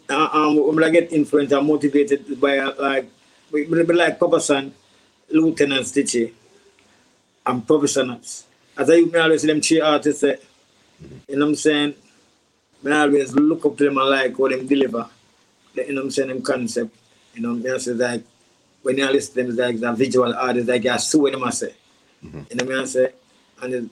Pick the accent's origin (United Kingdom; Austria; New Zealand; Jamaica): Jamaica; Kingston; also born or lived in Seaview Gardens; We grew up in a several communities, you know, such as with us, you know, from Waterhouse to Seagull Garden.